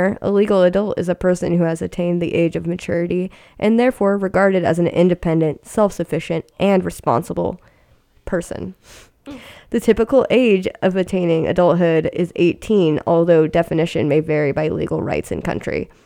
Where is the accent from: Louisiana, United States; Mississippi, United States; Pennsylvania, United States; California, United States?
California, United States; Sacramento; moved away as an adult; now in San Francisco, United States; I'm from Sacramento